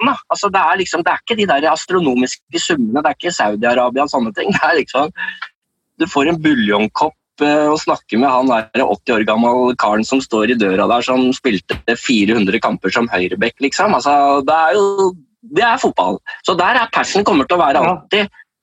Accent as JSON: {"language": "Norwegian", "country": "Denmark", "second_language": "Norwegian", "said": "jeg er jo en dansk journalist ikke sant"}